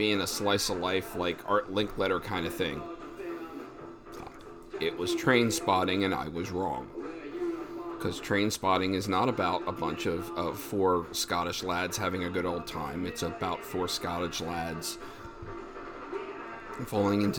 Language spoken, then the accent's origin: English; Pennsylvania, United States; we're all from Pennsylvania at some level